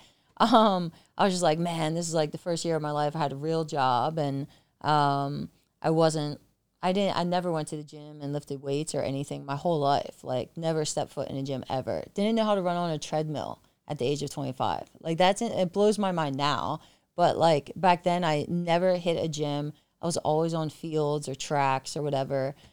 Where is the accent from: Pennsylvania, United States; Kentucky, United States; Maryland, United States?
Pennsylvania, United States; York; moved away as an adult; now in San Diego, United States; I'm originally from York, Pennsylvania, small country town.